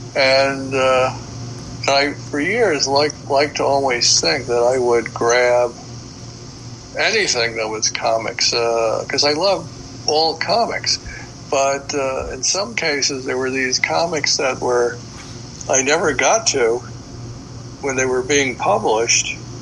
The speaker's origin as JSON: {"language": "English", "town": "New York City", "region": "New York", "country": "United States", "tie": "born or raised there", "said": "a kid growing up in the Bronx"}